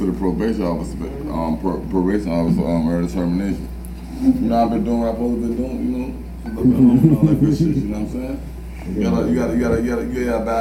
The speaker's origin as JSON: {"language": "English", "town": "Richmond", "region": "Virginia", "country": "United States", "said": "I'm from Richmond"}